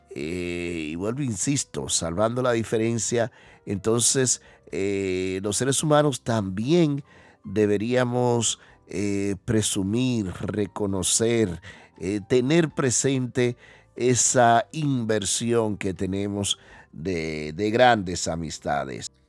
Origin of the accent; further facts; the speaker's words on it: Dominican Republic; now in Spain; los dominicanos somos muy extrovertidos